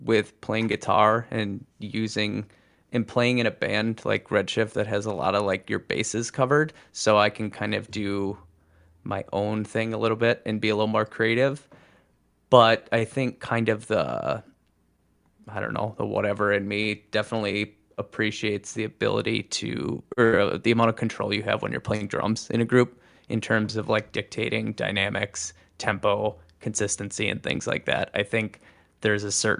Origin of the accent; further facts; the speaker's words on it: Oshkosh, Wisconsin, United States; That was Oshkosh area